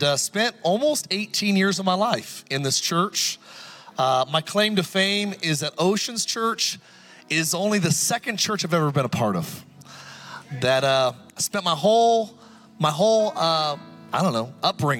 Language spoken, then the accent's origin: English; California, United States; moved away; also born or lived in Idaho; I have more family actually that lives in Idaho, even though I'm from California